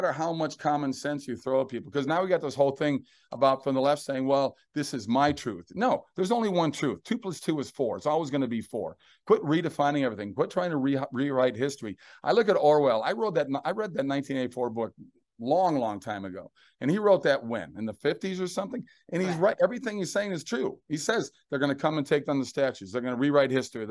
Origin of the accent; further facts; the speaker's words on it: Minneapolis, Minnesota, United States; now in Florida, United States; I grew up in Minneapolis